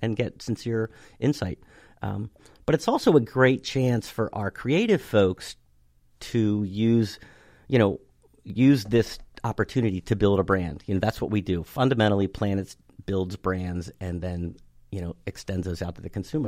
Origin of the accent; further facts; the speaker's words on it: Cockeysville, Maryland, United States; I grew up in Cockeysville, uh, went to school out there